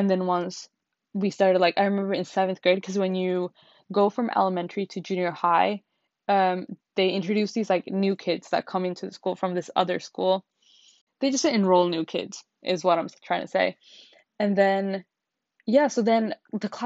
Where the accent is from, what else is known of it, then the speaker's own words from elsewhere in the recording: Finland; I was born and raised in Finland. I have never lived anywhere else except Finland